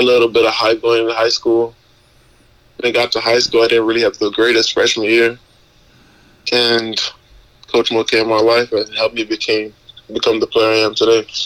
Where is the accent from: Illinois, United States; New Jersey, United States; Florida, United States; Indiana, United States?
Florida, United States; North Miami; I grew up in north miami I was born in Florida